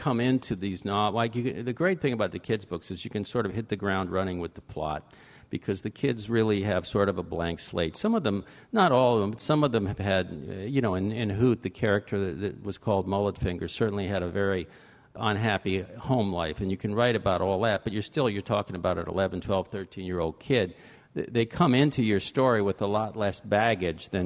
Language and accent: English; Fort Lauderdale, Florida, United States; I was born in Fort Lauderdale, and I grew up there